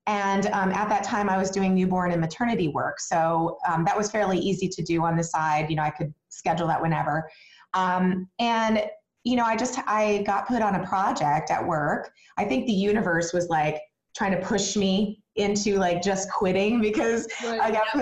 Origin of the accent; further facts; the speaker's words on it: Arizona, United States; moved away; I was originally from Arizona, and I came here years and years ago